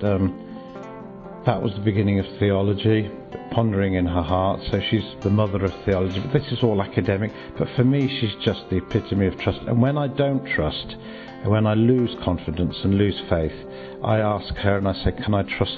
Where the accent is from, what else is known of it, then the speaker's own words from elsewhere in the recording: Birmingham, West Midlands, United Kingdom; I'm from, well, Birmingham originally, but my parents were Polish immigrants